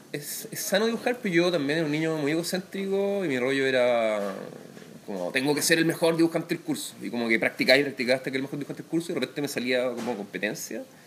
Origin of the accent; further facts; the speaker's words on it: Concepción, Biobío, Chile; nací en una clínica francesa de Concepción